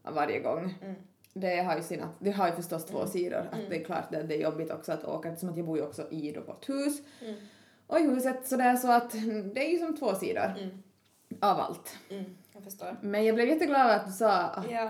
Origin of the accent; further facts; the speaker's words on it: Kristinestad, Ostrobothnia, Finland; jag är från Kristinestad men jag har ju ändå växt upp mycket i du, som på landet